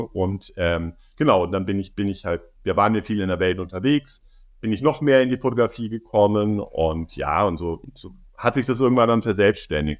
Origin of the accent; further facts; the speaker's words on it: Munich, Bavaria, Germany; moved away as an adult; also born or lived in Berlin; Ich bin wirklich in München, da wo ich aufgewachsen bin